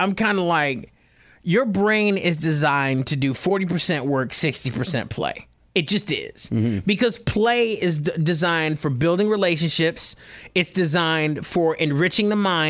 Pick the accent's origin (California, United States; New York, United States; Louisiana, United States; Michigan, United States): Michigan, United States; Detroit; I'm black, born and raised in Detroit.